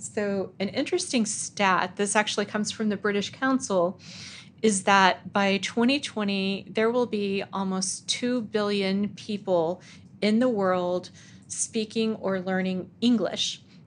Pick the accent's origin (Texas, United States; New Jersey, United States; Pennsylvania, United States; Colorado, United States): Texas, United States; El Paso; I grew up in El Paso, Texas.